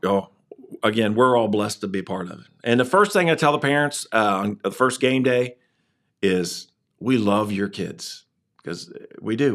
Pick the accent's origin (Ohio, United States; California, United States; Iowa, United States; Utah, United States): Ohio, United States; Waverly; I grew up in Waverly